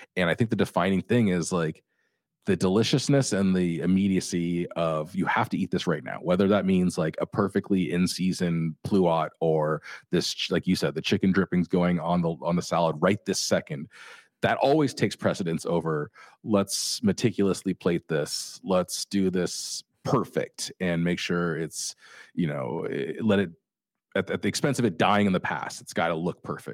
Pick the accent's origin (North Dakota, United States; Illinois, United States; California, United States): California, United States; Orange County; I grew up in Orange County